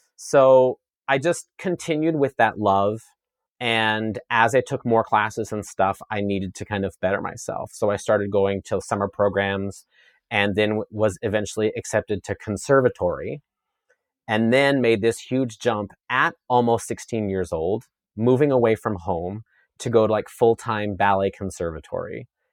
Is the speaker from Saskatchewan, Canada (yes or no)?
yes; Saskatchewan, Canada; I grew up in Saskatchewan, Canada, on a grain farm